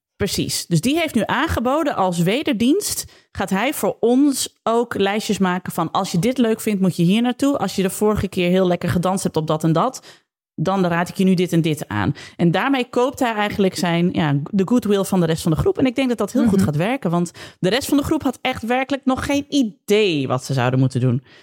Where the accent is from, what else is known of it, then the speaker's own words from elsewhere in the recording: Zwolle, Overijssel, Netherlands; ik uit Zwolle kom.